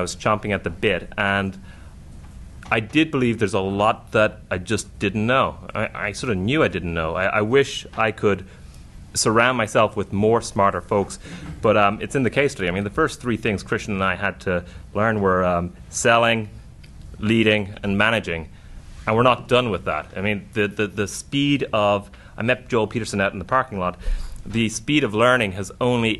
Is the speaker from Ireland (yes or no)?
yes; Dublin, Leinster, Ireland; moved away as an adult; also born or lived in New York; I grew up in Dublin when it was huge unemployment